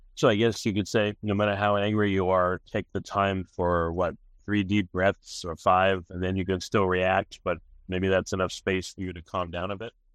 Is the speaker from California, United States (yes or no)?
no; New York, United States; moved away; I'm from New York